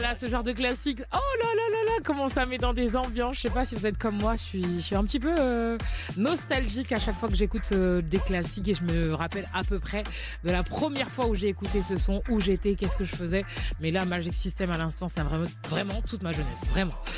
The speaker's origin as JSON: {"language": "French", "country": "Côte d’Ivoire", "said": "je suis ivoirienne"}